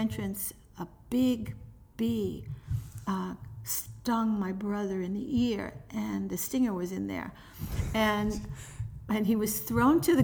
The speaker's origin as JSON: {"language": "English", "town": "New York City", "region": "New York", "country": "United States", "tie": "born or raised there", "moved": "yes", "lives_now": "North Bergen, United States", "said": "I grew up in a project"}